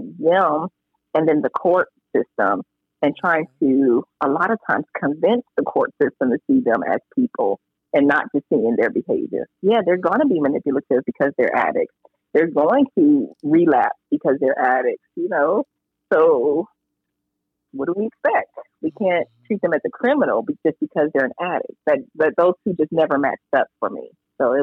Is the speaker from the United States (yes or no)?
yes; Hapeville, Georgia, United States; I grew up in Hatesville, Georgia